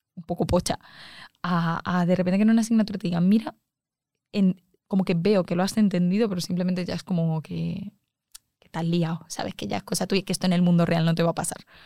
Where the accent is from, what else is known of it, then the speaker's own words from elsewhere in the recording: Arganda del Rey, Community of Madrid, Spain; yo soy de Arganda